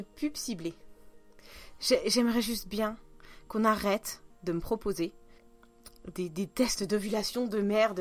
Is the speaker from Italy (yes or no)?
no; Russia; accent: Russian; French is a second language; now in France; je vais pas le sortir mon accent parce que euh, c'est même plus authentique, c'est russe